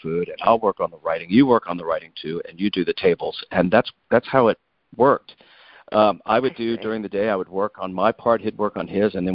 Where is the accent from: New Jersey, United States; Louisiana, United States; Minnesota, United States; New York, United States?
Louisiana, United States; New Orleans; It's my hometown. I grew up here, born and reared